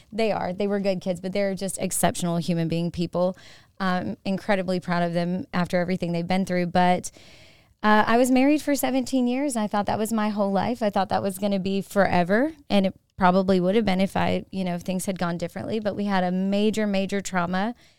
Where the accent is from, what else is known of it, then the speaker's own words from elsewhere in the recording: Manchester, Tennessee, United States; now in Augusta, United States; I was raised up in Middle Tennessee in a town nobody's ever heard